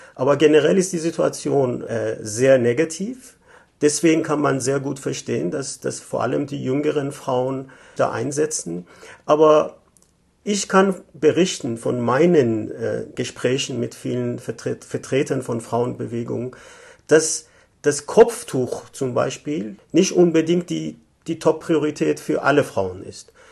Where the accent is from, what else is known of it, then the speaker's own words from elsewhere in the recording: Tehran, Tehran Province, Iran; moved away as an adult; also born or lived in Germany; now in Vienna, Austria; Ich komme ursprünglich aus dem Iran, war 1967 in Teheran geboren, habe in den 80er Jahren in Deutschland studiert, dann wieder im Iran gearbeitet und seit 2011 lebe ich in Wien